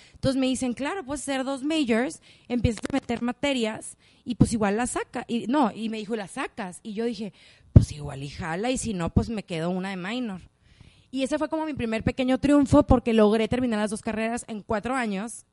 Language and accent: Spanish; Culiacán, Sinaloa, Mexico; también soy de Culiacán